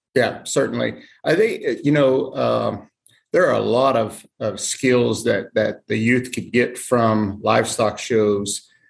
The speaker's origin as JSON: {"language": "English", "region": "Oklahoma", "country": "United States", "tie": "born or raised there", "moved": "as an adult", "lives_now": "Iola, United States", "said": "I grew up in Oklahoma."}